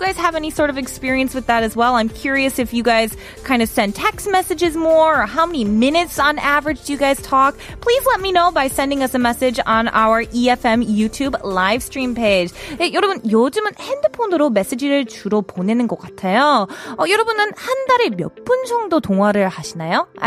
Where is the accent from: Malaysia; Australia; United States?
United States; moved away; as an American, I can kind of relate to this. I remember when I was living back home